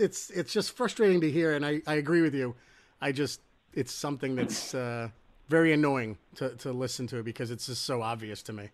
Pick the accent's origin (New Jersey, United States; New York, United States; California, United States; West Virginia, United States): New Jersey, United States; Trenton; growing up in Trenton, New Jersey